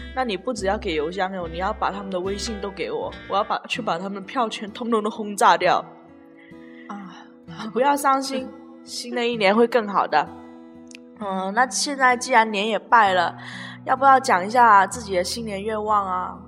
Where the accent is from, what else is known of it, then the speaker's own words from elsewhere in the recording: Guangdong, China; 我们广东这边就是有习俗啊，结了婚才，才发利是